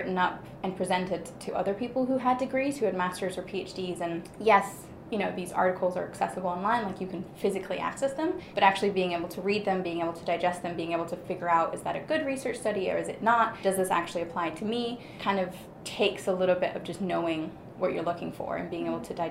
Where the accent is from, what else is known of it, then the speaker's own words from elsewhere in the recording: Germany; English is a second language; so I'm actually born and raised in Germany, the accent's very deceiving.